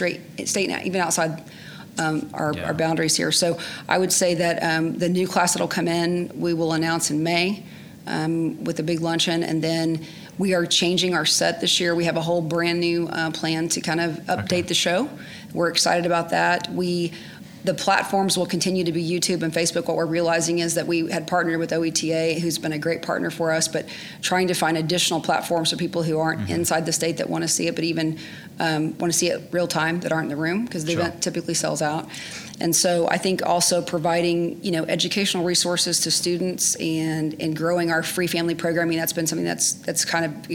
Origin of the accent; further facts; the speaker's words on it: Yukon, Oklahoma, United States; I'm from Yukon, Oklahoma, was raised by a single mom